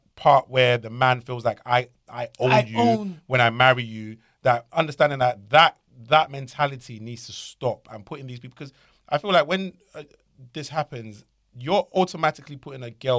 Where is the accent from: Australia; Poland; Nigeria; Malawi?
Nigeria; growing up in Nigeria